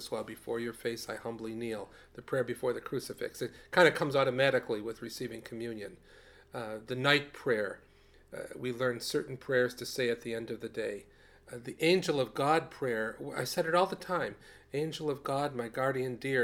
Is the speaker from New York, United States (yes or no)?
yes; Rochester, New York, United States; when I was growing up in Rochester, New York, to have very good priests in church